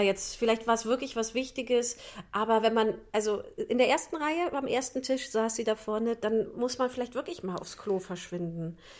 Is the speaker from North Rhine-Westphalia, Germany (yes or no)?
yes; North Rhine-Westphalia, Germany; ich komme ja aus der, aus der Voreifel, ich bin ja Rheinländerin